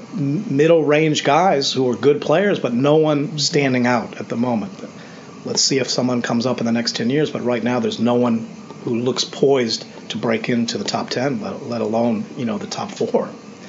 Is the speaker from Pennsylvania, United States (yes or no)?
no; Washington, District of Columbia, United States; getting prepared to go to Wembley Stadium this weekend for the third game in London this year to watch my hometown team, the Washington Redskins, play the Cincinnati Bengals.